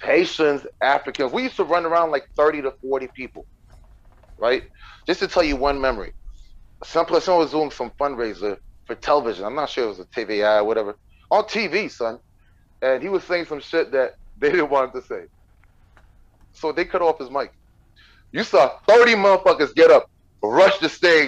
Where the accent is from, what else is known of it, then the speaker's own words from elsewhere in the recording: Montreal, Quebec, Canada; I was a crazy kid from Montreal